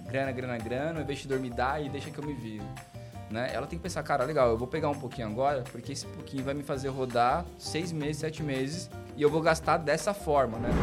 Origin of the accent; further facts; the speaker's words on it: Baixada Santista, São Paulo, Brazil; now in São José dos Campos, Brazil; eu sou natural de São Paulo, fui criado na Baixada Santista